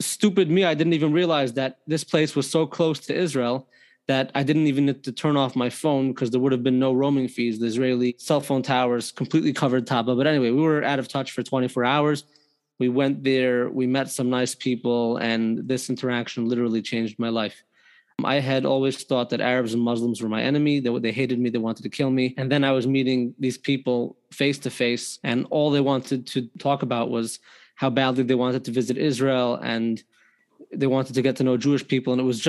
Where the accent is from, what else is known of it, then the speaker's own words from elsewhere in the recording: Toronto, Ontario, Canada; Toronto, Canada.